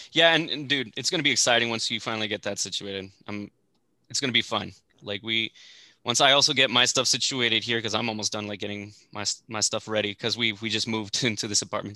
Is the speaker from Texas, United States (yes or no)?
yes; El Paso, Texas, United States; born or raised there; moved away; also born or lived in Fort Worth, Texas